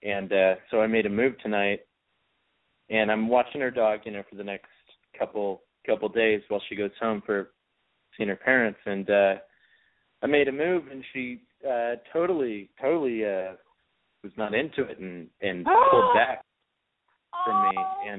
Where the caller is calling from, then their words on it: New York, United States; 24, New York.